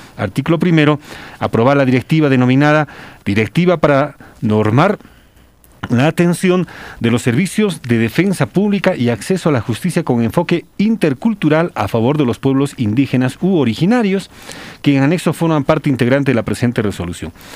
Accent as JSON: {"language": "Spanish", "country": "Peru", "said": "Yo soy peruano y yo no voy a dejar de ser peruano"}